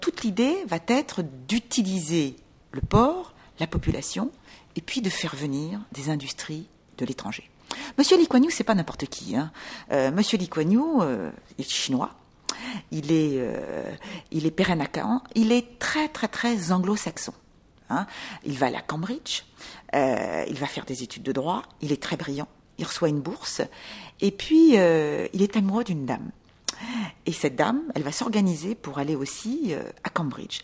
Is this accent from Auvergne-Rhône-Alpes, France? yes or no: no; Paris, Île-de-France, France; moved away as an adult; now in Singapore; je suis parisienne